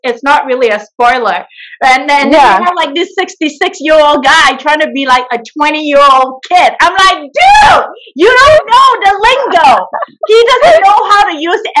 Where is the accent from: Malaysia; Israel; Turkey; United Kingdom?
Malaysia; now in San Francisco, United States; I am originally from Malaysia, and right now I live in San Francisco, California.